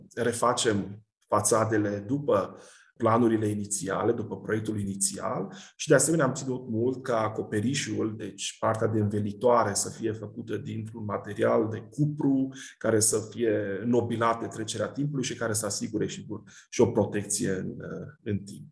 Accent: Cluj-Napoca, Cluj County, Romania; mă refer la Cluj, de unde sunt eu și de unde profesez

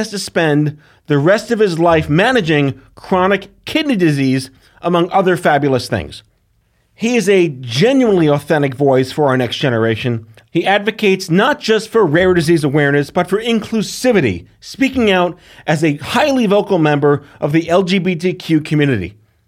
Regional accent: New York, United States; as a New Yorker

